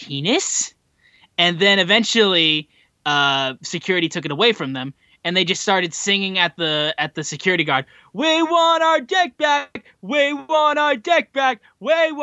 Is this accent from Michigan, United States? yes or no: yes; Detroit, Michigan, United States; I'm from Detroit and I support my Detroit Lions